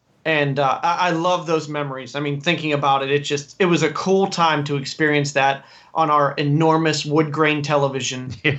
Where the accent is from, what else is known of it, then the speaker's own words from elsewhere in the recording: Greensburg, Pennsylvania, United States; In Greensburg, which is 40 minutes outside of Pittsburgh. Sure, okay. So Conway Street is the street I grew up in.